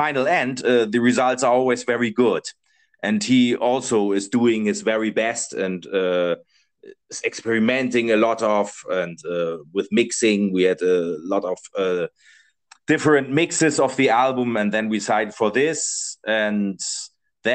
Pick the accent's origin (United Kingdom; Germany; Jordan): Germany; English is a second language; now in Spain; I'm from Germany.